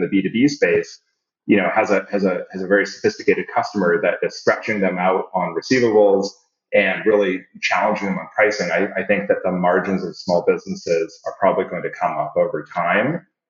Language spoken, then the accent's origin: English; Canada; also born or lived in Singapore / Saudi Arabia; And I'm Canadian, but I grew up in Singapore and Saudi Arabia.